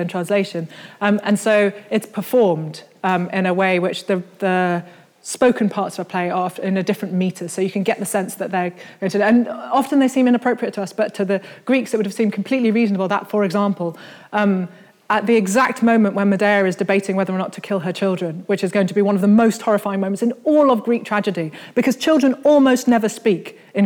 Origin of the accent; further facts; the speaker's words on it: Birmingham, West Midlands, United Kingdom; I grew up in Birmingham, which is as far from the sea as you can possibly get and still be, in Britain.